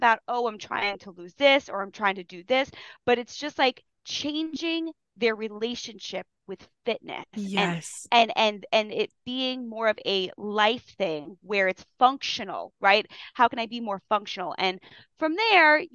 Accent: Long Island, New York, United States; I grew up in Long Island.

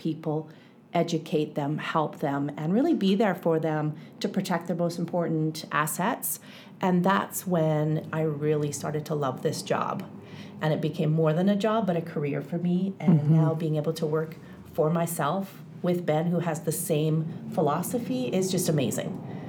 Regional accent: British Columbia, Canada; I'm born and raised in British Columbia and in Kamloops for the last 14 years

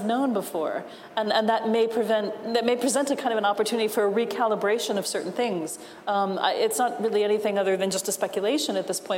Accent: New York, United States; moved away as an adult; now in Ireland; the next town over from where I grew up in New York.

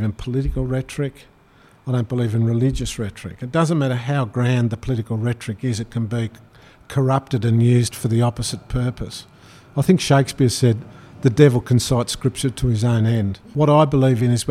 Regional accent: Tasmania, Australia; I grew up in Tasmania

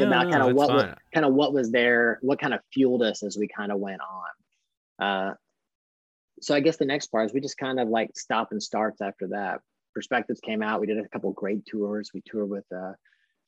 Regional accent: Kentucky, United States; also born or lived in Louisville / Colorado; we're from Kentucky

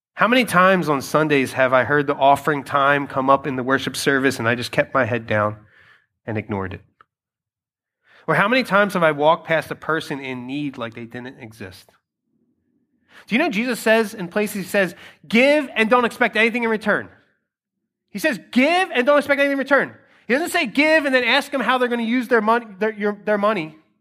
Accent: Philadelphia, Pennsylvania, United States; I have been born and raised in Philadelphia. That's I'm a Philadelphian, I'm a Philly kid.

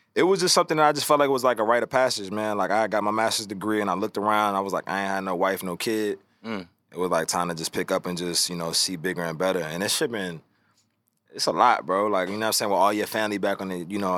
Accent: Richmond, Virginia, United States; growing up in Richmond, Virginia

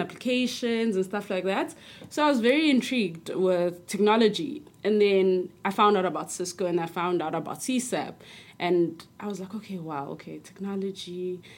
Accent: South Africa; I'm from South Africa

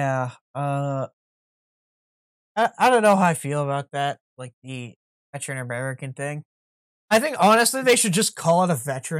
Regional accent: Canada; as a Canadian and a CFL fan.

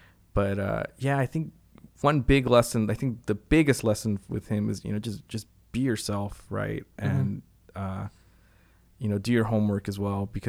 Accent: Cuba; You know, I grew up in Cuba.

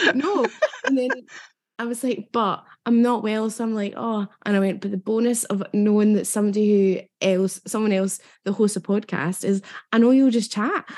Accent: Hamilton, Scotland, United Kingdom; also born or lived in Bellshill; when I was little I lived um well, where were we first? Oh, uh uh, Hamilton.

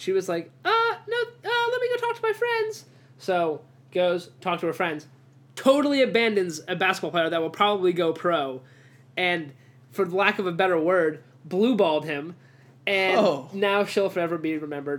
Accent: Mayodan, North Carolina, United States; I'm from Mayo Dan, North Carolina.

